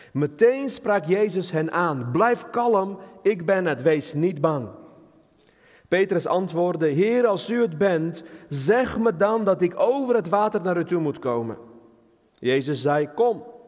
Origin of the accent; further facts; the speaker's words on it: Armenia; now in Netherlands; ik kom uit Armenië, een land met veel bergen, geen water, weinig water, dus wij Armeniërs kunnen niet zeilen.